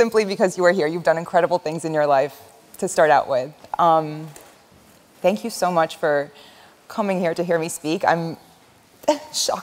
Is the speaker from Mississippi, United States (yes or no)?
no; Washington, District of Columbia, United States; English is a second language; I grew up in Washington, D.C., and it was really close to the Pentagon